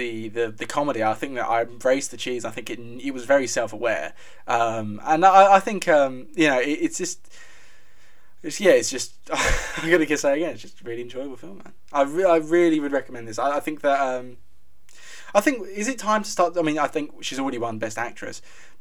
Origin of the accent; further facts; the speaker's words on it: London, United Kingdom; we're English, and it helps that I'm a Londoner